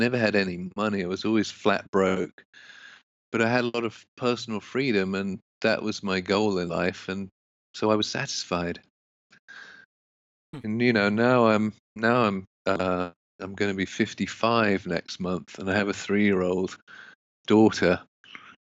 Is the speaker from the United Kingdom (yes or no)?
yes; London, United Kingdom; moved away as an adult; now in United States; I grew up mainly in London, England, and I knew I didn't want to live in England